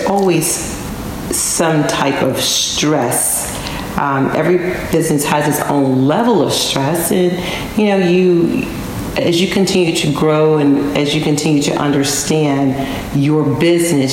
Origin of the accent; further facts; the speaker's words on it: Dallas, Texas, United States; I am originally from Dallas